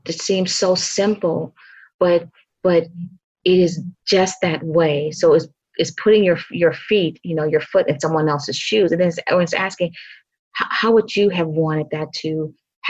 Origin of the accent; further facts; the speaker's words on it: Mississippi Delta, United States; moved away; also born or lived in Chicago; I grew up in the South, in the Delta of Mississippi, the heart of the Delta